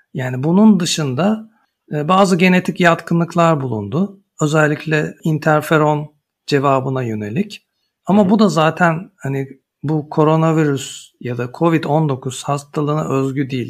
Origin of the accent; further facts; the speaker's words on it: Istanbul, Turkey; moved away as an adult; also born or lived in Ankara / Munich / Freiburg / Basel; Ankara doğumluyum. Çocukluğum İstanbul'da geçti